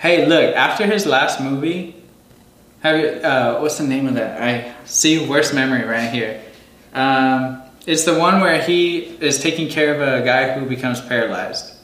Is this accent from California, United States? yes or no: no; Green Bay, Wisconsin, United States; my hometown in Green Bay, Wisconsin